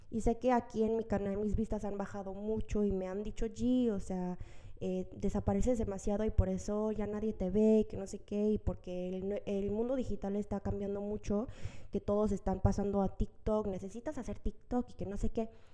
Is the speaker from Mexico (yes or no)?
yes; Mexico; now in South Korea; yo crecí desde los tres meses de nacer en México